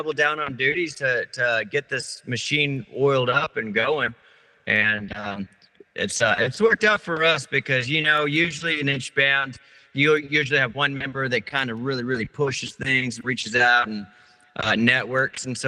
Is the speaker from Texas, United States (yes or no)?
yes; Kerrville, Texas, United States; now in Blanco, United States; we're from Kerrville